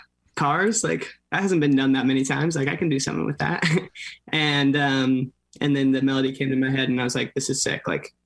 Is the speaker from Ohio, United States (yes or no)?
no; Orange County, California, United States; I'm from Orange County, so like an hour south